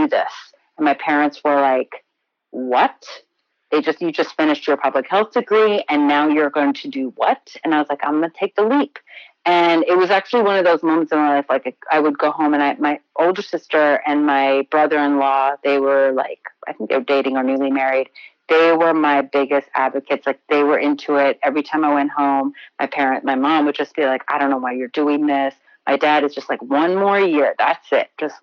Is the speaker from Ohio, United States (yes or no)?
yes; Elyria, Ohio, United States; moved away as an adult; also born or lived in Baltimore; now in New York, United States; I grew up in Ohio in a small town called Elyria